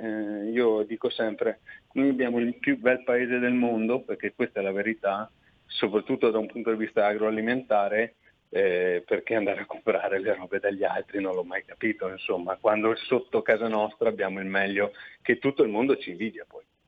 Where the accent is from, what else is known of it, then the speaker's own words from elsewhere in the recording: Vicenza, Veneto, Italy; io sono di Vicenza